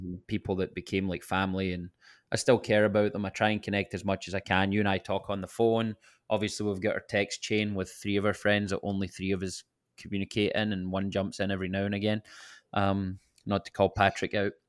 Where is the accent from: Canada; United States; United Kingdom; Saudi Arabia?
United Kingdom; Scotland; moved away; I can never get away from being the Scottish guy